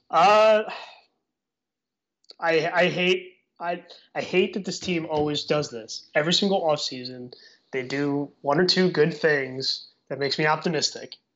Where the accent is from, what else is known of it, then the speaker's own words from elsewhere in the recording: New Jersey, United States; I'm Irish and I'm from the great state of New Jersey.